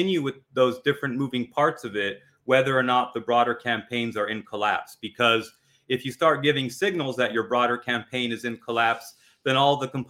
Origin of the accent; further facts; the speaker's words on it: United States; as an American